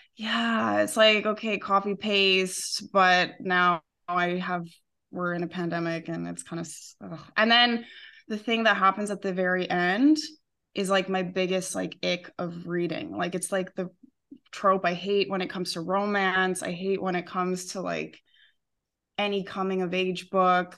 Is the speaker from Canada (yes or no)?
yes; Western Canada, Canada; moved away as an adult; now in Spain; I'm Canadian